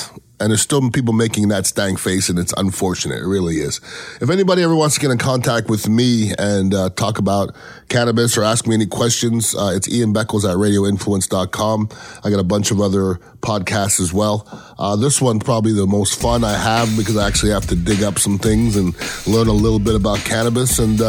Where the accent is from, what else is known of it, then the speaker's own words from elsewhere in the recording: Canada; born there; I know I'm Canadian born.